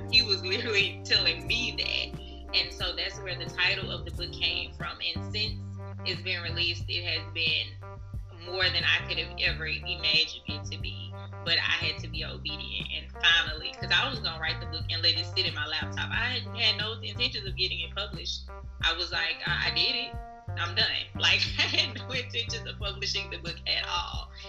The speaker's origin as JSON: {"language": "English", "town": "Baton Rouge", "region": "Louisiana", "country": "United States", "moved": "yes", "lives_now": "Dallas, United States", "said": "I'm originally from Baton Rouge. Um, I currently live in Dallas, Texas"}